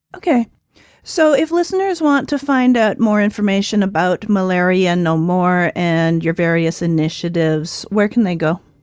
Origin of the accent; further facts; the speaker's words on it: Ontario, Canada; also born or lived in southern Nevada; now in Nevada, United States; So I grew up in Ontario, Canada